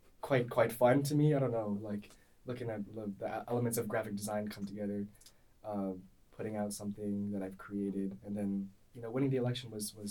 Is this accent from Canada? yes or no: yes; Canada; I'm a Canadian